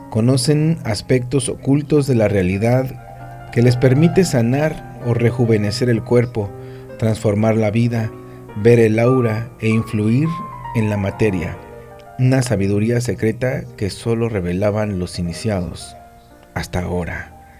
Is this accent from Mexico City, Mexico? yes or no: no; Pachuca, Hidalgo, Mexico; now in Playa del Carmen, Mexico; muchos somos de Pachuca